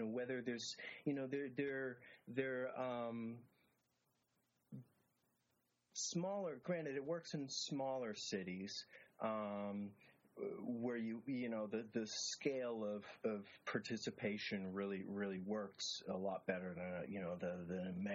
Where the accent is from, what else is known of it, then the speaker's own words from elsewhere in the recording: city just north of Boston, Massachusetts, United States; my hometown